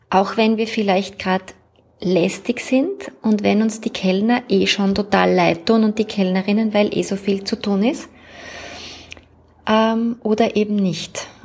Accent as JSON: {"language": "German", "region": "Vienna", "country": "Austria", "said": "Ich werde weißer Spritzer sagen, weil ich komme ja aus Wien."}